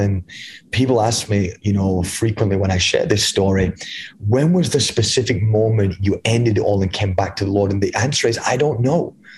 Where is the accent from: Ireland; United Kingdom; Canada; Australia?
United Kingdom; England; moved away as an adult; now in United States; I was born and raised in England, um, in the United Kingdom. I moved over here when I was 23 years old